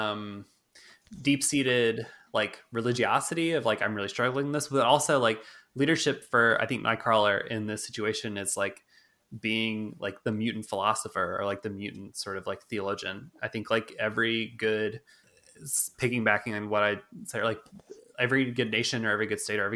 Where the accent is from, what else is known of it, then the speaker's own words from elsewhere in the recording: United States; as Americans